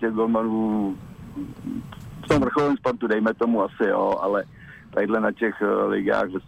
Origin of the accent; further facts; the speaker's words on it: Studánka, Plzeň Region, Czechia; já jsem ze Studánky Utachová.